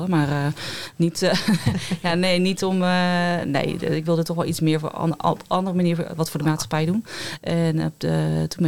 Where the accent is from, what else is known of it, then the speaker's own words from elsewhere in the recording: Rotterdam, South Holland, Netherlands; Ik, ik ben in Rotterdam opgegroeid, zij op een, andere stad.